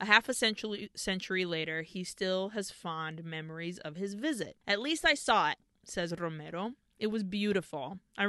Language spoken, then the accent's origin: English; New York, United States; I grew up in New York with a Spanish dad right in the days of West Side Story